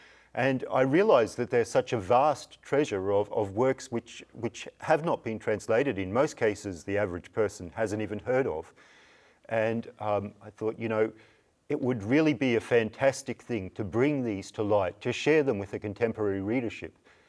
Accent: Queensland, Australia; now in New Norcia, Australia; So I hail from North Queensland, which is a fairly remote part of Australia.

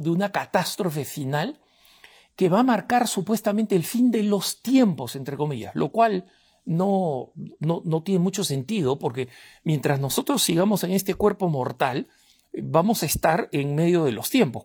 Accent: Peru; soy del Perú

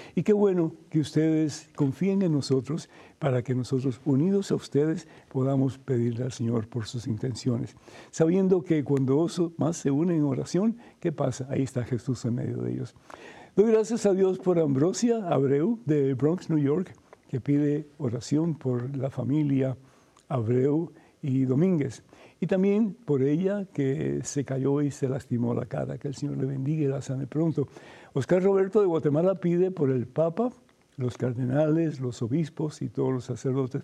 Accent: Cuba; moved away; en mi juventud, en mi niñez, cuando estaba en Cuba

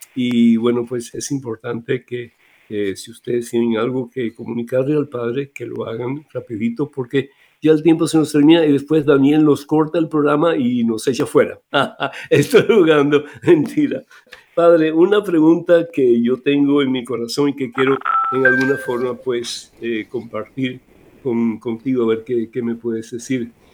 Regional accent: Cuba; moved away; Cuba que es eh, mi país de origen

